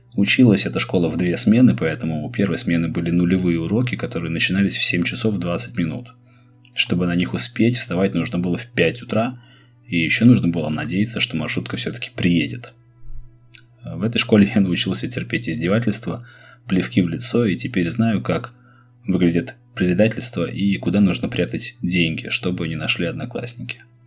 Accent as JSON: {"language": "Russian", "region": "Saint Petersburg", "country": "Russia", "tie": "born or raised there", "said": "Мой родной город – Ленинград, а страна – СССР"}